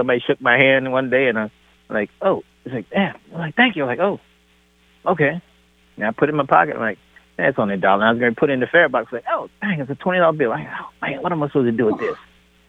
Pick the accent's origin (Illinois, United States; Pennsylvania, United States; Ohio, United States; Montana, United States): Ohio, United States; moved away; First, I was in Ohio. I'm here from Ohio. And then I came here and I trained out of Hillman City Gym.